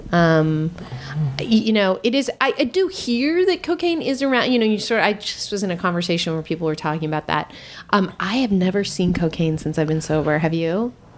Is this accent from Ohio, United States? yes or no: no; Marin, California, United States; I grew up in Marin